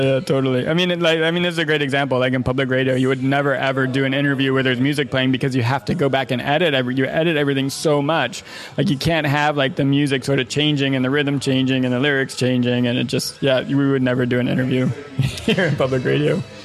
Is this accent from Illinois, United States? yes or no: yes; Evanston, Illinois, United States; moved away as an adult; now in Los Angeles, United States; we were growing up in Evanston, Illinois, which is a, you know, uh, fairly well-to-do suburb of Chicago